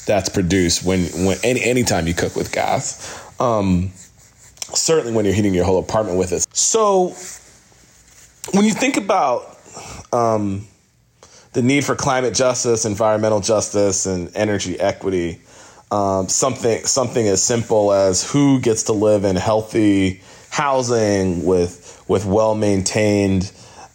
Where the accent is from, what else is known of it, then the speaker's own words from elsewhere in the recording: New York City, New York, United States; The neighborhood I grew up in Brooklyn had a lot of neglected energy systems in the buildings